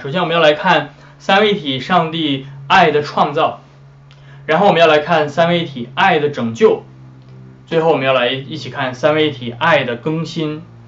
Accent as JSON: {"language": "Chinese", "country": "China", "said": "我们中国人"}